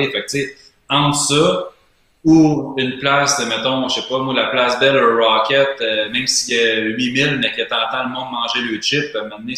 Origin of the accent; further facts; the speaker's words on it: Quebec, Canada; En tant que Québécois